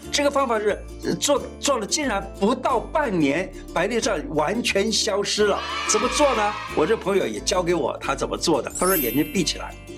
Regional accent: Taiwan; 我们台湾人呢大概有三十万人患有青光眼

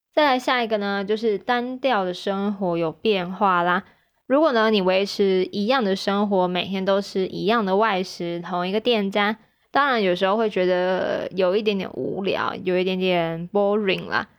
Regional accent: Taichung, Taiwan; moved away as an adult; 有的时候回台中的时候

